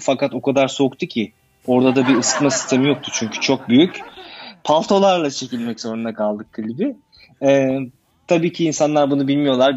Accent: İzmir, Turkey; moved away as an adult; now in Berlin, Germany; ben 1980 yılında İzmir'de doğdum. Aslen İzmirliyim.

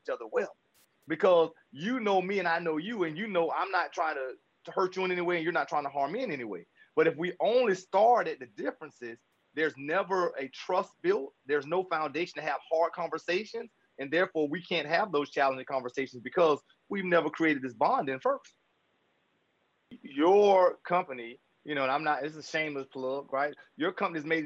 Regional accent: the South, United States; I grew up in the South

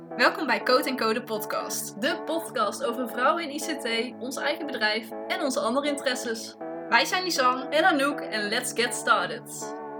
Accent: Tilburg, North Brabant, Netherlands; ik kom uit Tilburg

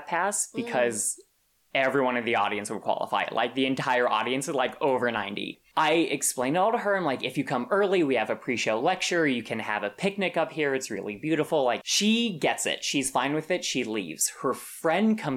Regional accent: Santa Fe, New Mexico, United States; moved away; I'm from Santa Fe, New Mexico, which is, I think, the most beautiful state in the union

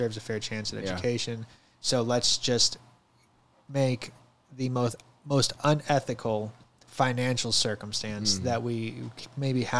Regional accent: St. Louis, Missouri, United States; now in Searcy, United States; as an 18-year-old, I'm from St. Louis, so I started banking with Bank of America in St. Louis

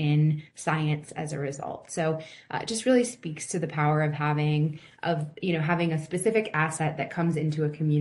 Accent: Hurricane, West Virginia, United States; moved away; my hometown of Hurricane, West Virginia

